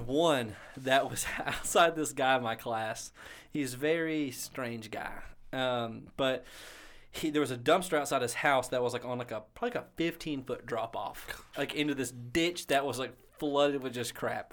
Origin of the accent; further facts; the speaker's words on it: Booneville, United States; I'm from Boonville